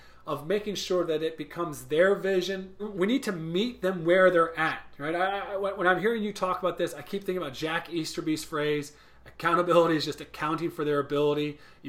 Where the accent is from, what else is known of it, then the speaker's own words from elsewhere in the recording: Ireland; moved away as an adult; now in United States; So Nate, when I came from Ireland to Tennessee, one of the first things I did was I had this very long detailed program identity and handbook that I had created.